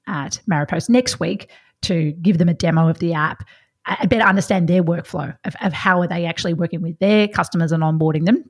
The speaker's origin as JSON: {"language": "English", "region": "Victoria", "country": "Australia", "said": "I'm from Victoria, so I've seen lots of country Victoria"}